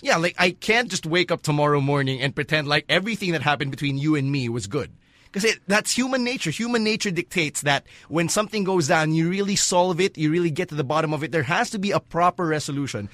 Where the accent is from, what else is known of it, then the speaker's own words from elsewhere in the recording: Philippines; a Pinoy born and raised in the Philippines